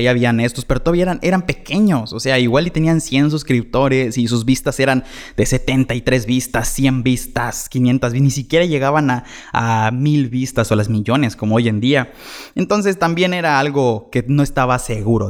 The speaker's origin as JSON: {"language": "Spanish", "town": "Chetumal", "region": "Quintana Roo", "country": "Mexico", "said": "de aquí soy, de Chetumal"}